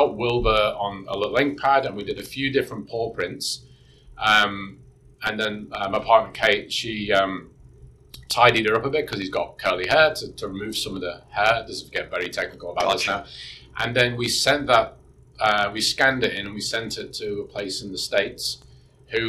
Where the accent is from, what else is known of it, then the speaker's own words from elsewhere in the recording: Birkenhead, North West England, United Kingdom; now in New Zealand; I grew up in Birkenhead in the UK. It's over the water from Liverpool, from the Mersey.